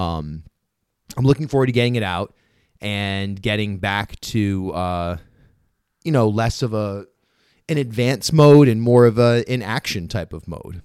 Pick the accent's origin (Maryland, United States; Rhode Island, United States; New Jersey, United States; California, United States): Rhode Island, United States; I grew up in rural Rhode Island, you know, I don't have a Southern accent